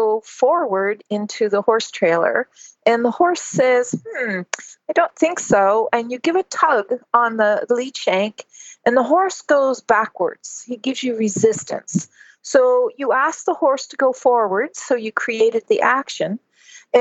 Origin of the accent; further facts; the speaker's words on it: Ontario, Canada; I was raised in Ontario, Canada